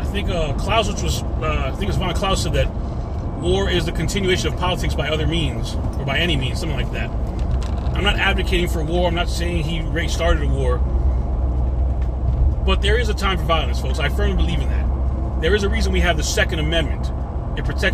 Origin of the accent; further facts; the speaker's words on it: United States; I'm a Christian. I'm an American